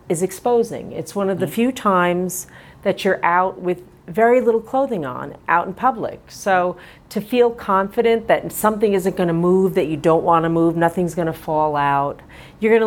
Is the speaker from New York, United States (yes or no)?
yes; Long Island, New York, United States; I'm actually from Long Island